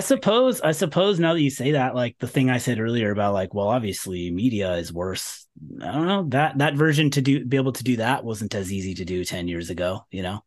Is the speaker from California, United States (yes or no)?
yes; Sacramento, California, United States; moved away; I was from Sacramento